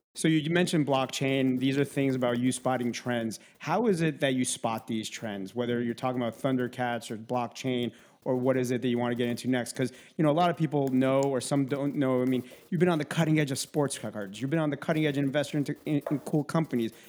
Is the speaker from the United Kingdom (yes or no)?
no; Minsk, Belarus; moved away; we're from the same town, which is Minsk, Belarus.